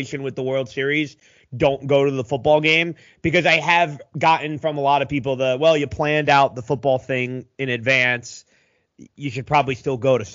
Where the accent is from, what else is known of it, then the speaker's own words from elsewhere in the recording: Philadelphia, Pennsylvania, United States; now in Houston, United States; I grew up in the Philly area and I'm a big Philly sports fan